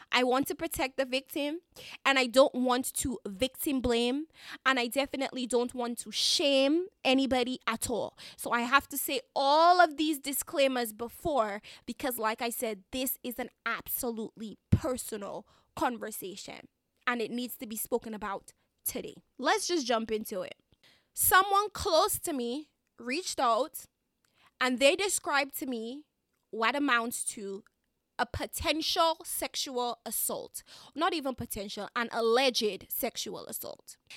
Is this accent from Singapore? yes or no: no; Dominica; I am a Dominican citizen, Caribbean citizen, so I have to apologize in advance. If you hear a little bit of my accent